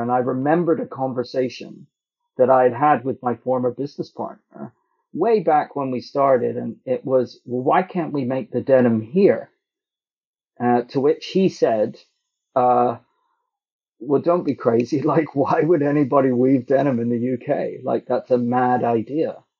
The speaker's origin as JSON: {"language": "English", "town": "Toronto", "region": "Ontario", "country": "Canada", "tie": "born or raised there", "said": "I grew up in Toronto"}